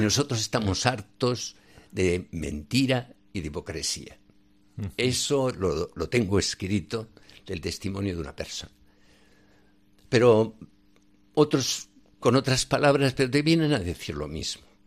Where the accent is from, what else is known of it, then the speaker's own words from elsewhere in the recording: Sádaba, Aragon, Spain; moved away as an adult; also born or lived in Benin / Niger; Yo nací en un pueblo de Zaragoza, Sádaba, de las cinco villas. Y allí estuve toda mi infancia.